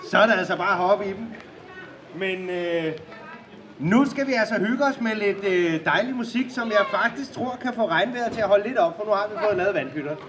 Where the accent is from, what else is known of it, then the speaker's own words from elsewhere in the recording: Denmark; og så er vi jo danskere